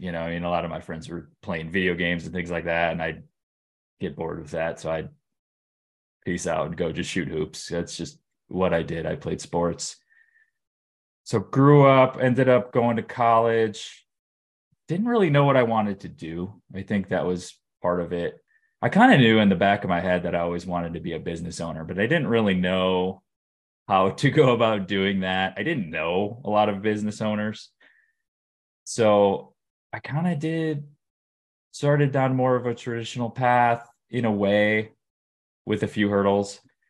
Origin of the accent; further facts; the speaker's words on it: Detroit, Michigan, United States; Sure. Yeah, I grew up in Metro Detroit, kind of a standard middle-class upbringing. I grew up in the suburbs of Detroit.